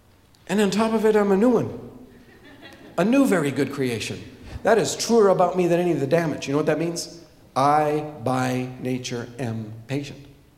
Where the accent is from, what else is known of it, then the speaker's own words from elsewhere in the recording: Papua, Indonesia; So, when I was a child, I grew up in Irianjaya, a couple of valleys away from Tom City Makasibanyo, by the way.